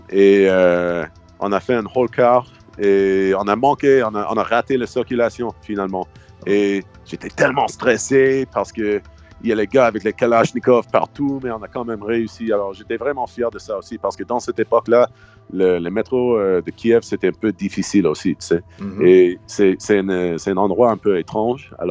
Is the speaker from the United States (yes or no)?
yes; United States; French is a second language; Moi, je suis américain, je suis gros.